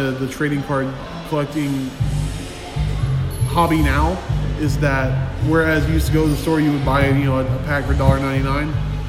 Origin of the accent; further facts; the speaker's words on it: Houston, Texas, United States; we're from Houston